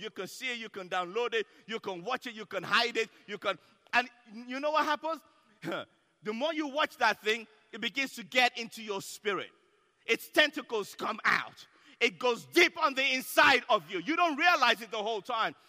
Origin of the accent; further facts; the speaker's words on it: Nigeria; I'm Nigerian